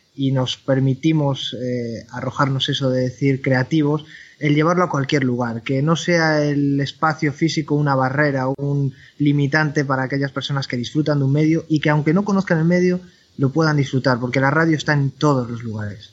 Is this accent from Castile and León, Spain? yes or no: yes; Valladolid, Castile and León, Spain; moved away as an adult; also born or lived in Madrid; now in Galicia, Spain; Yo soy de Valladolid, estudié periodismo en Valladolid